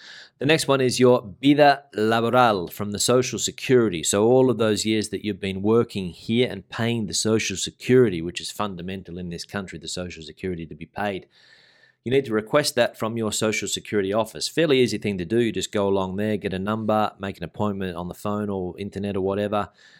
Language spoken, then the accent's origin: English; Australia; now in Spain; To get mine, being an Australian, they don't let us drive here.